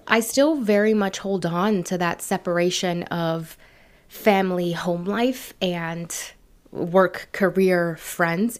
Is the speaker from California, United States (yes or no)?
yes; San Francisco, California, United States; also born or lived in San Leandro, California / Berkeley, California; Born and raised in San Francisco, California